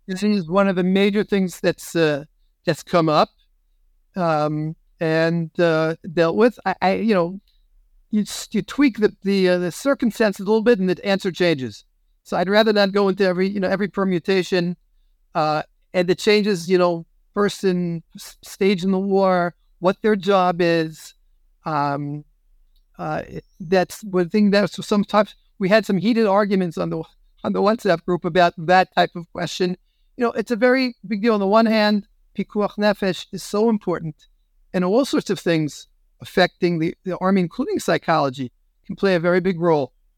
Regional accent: United States; now in Israel; I'm an American rabbi even if I'm in Israel.

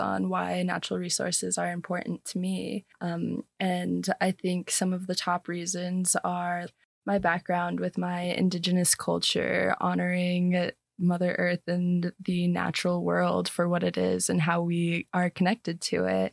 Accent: Page, Arizona, United States; moved away as an adult; I did grow up on the Arizona side, actually, of Lake Powell in Page

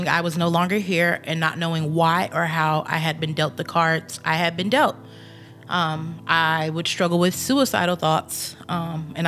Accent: Texas, United States; Growing up in Texas, I occasionally went to church

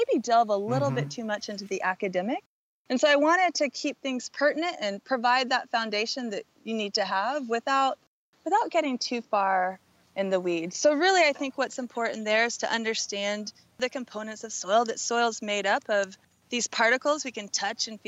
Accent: Southern Oregon, United States; my hometown in Southern Oregon

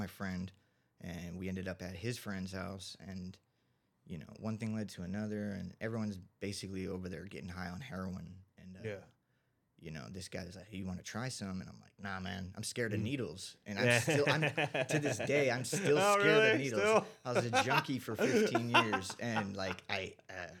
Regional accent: San Diego, California, United States; also born or lived in Clairemont, San Diego / El Cajon, California; I grew up here in San Diego. I was born in Claremont.

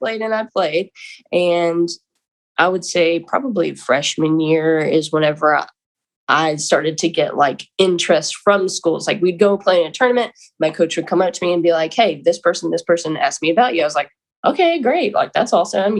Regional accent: Lexington, North Carolina, United States; I'm from Lexington, North Carolina

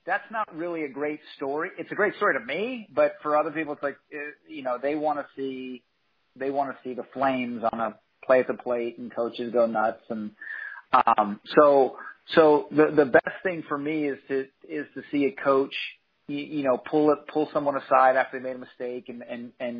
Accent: San Diego, California, United States; I grew up in San Diego

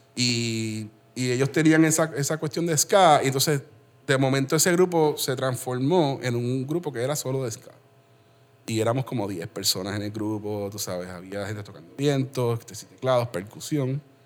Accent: Puerto Rico; also born or lived in Aguadilla; nos criamos muy cerca

